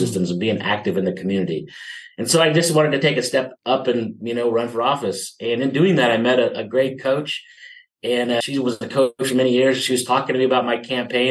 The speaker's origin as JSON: {"language": "English", "region": "Midwest", "country": "United States", "tie": "born or raised there", "moved": "yes", "lives_now": "San Diego, United States", "said": "I grew up in the Midwest"}